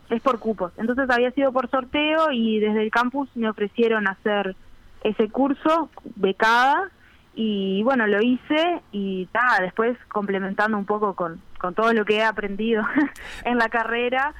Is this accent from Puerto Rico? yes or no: no; Piriápolis, Maldonado, Uruguay; moved away as an adult; now in Montevideo, Uruguay; soy de Piriápolis